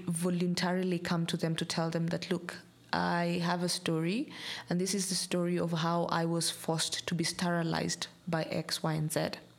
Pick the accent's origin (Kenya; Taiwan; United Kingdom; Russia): Kenya; I am Kenyan by nationality.